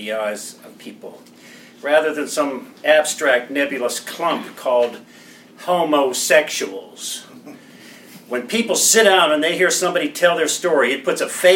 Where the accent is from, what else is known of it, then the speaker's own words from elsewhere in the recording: Appalachia, United States; Here in the mountains, where storytelling is still important, my Appalachian ethnicity is rising to the surface